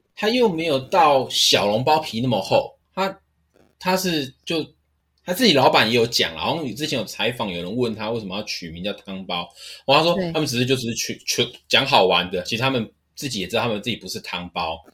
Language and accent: Chinese; Linkou, New Taipei, Taiwan; also born or lived in Guishan, Taoyuan; 我从小其实是在林口长大，那我之前在公司，诶，刚营运的时候，我也在 A 七站那边住过一两年